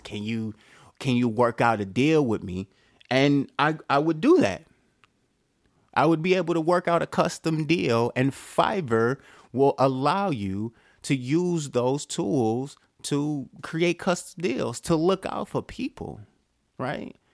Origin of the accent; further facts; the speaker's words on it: Detroit, Michigan, United States; I'm from Detroit